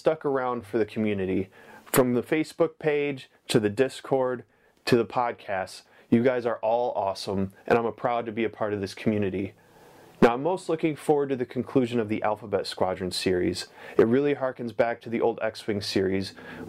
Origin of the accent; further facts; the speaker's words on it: Blissfield, Michigan, United States; I'm from Blissfield, Michigan